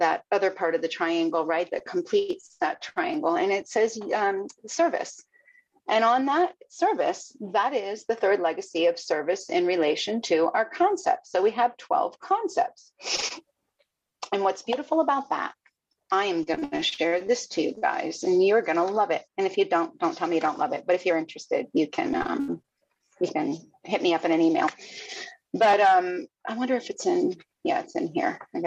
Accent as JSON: {"language": "English", "town": "Fort Lauderdale", "region": "Florida", "country": "United States", "tie": "born or raised there", "also_born_or_lived": "Miami", "lives_now": "Sebastian, United States", "said": "I grew up down in Fort Lauderdale, man. I'm four generations growing up in Miami"}